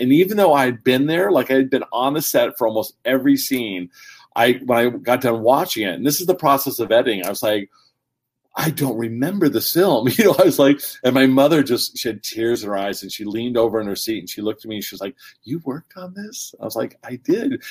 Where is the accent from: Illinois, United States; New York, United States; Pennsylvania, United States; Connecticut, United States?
Pennsylvania, United States; Warren; also born or lived in California; originally from Warren, Pennsylvania, So I was um, born in California, but fortunately my parents were divorced, so we went to this small little town